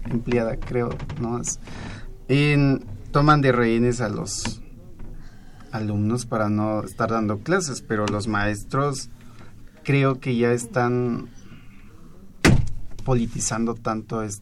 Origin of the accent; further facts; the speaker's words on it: Costa Chica of Oaxaca, Mexico; Eh, yo nací en la, eh, en la Costa Chica de Oaxaca.